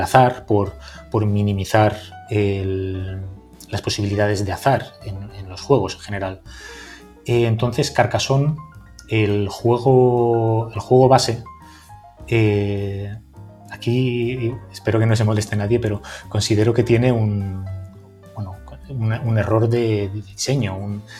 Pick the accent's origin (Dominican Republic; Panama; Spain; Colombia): Spain; Valencia, Valencian Community; Yo soy de Valencia